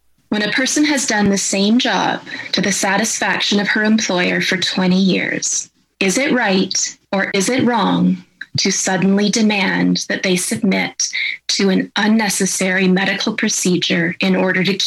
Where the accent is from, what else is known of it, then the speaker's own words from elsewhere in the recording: Canada; I'm a professor of ethics and I'm a Canadian